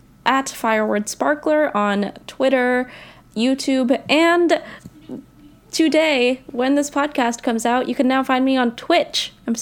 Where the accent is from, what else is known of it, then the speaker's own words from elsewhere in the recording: United States; I grew up in America.